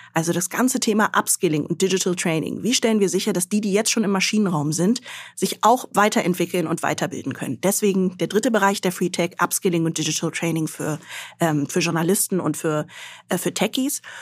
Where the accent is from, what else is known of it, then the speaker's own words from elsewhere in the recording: Göttingen, Lower Saxony, Germany; moved away as an adult; also born or lived in Khartoum, Sudan / Mainz; Also ich bin in Göttingen aufgewachsen, bin da zur Schule gegangen, habe dort Abitur gemacht